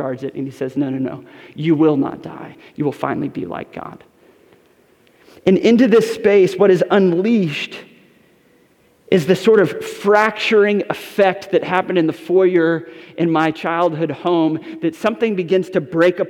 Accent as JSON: {"language": "English", "town": "Westport", "region": "Connecticut", "country": "United States", "tie": "born or raised there", "said": "the house I grew up in Westport, Connecticut"}